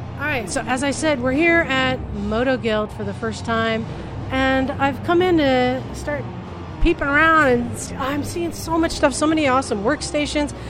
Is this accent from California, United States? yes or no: yes; Oakland, California, United States; I grew up in Oakland